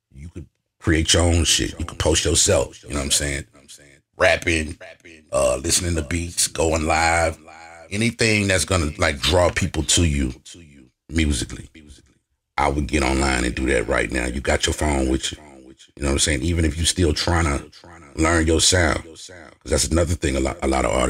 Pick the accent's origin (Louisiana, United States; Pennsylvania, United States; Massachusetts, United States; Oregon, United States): Louisiana, United States; Lake Charles; moved away as an adult; also born or lived in Lafayette, Louisiana; I'm from Lake Charles. Born and raised.